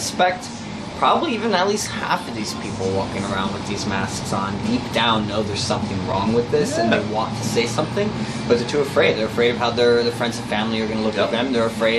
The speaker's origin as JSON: {"language": "English", "region": "New Jersey", "country": "United States", "said": "I'm from New Jersey."}